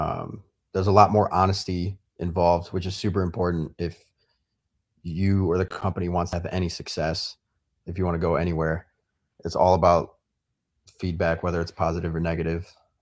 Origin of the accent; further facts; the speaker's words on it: Vernon Hills, Illinois, United States; I grew up kind of near Jason in a suburb of Chicago called Vernon Hills and lived there my whole life.